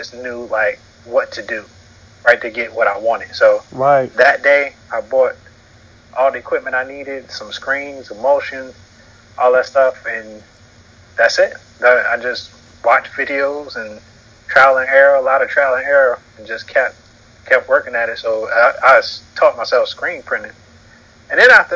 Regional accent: North Carolina, United States; now in Atlanta, United States; me growing up in North Carolina

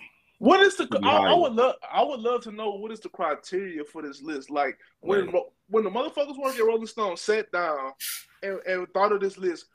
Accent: Louisiana, United States; now in Houston, United States; my hometown is an hour and a half away from Houston, even though I'm from Louisiana. Like, the state, but the city I'm from is right on the Texas state line between Texas.

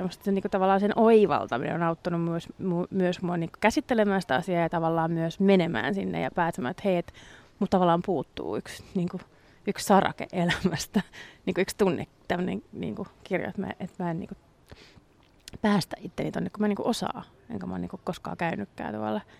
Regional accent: Ireland; kun mä oon irlantilainen ja mä äiti on syntynyt englanniksi, mut kasvatettu

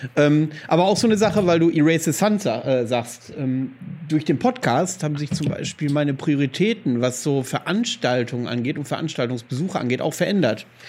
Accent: Greifswald, Mecklenburg-Vorpommern, Germany; moved away; in Greifswald, wo wir herkommen

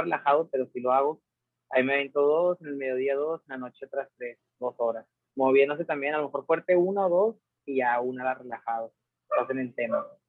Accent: Mexico; como todo mexicano

